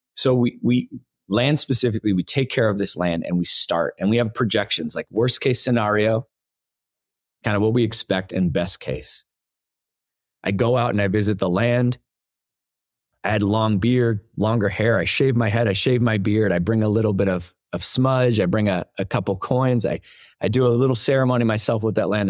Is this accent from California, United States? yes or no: yes; Los Angeles, California, United States; I grew up in Los Angeles.